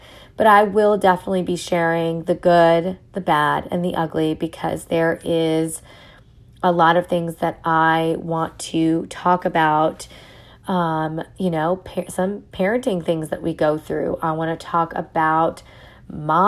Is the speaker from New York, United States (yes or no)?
yes; New York, United States; accent: New York; I'm also from New York, so, you know, you may hear some my accent come out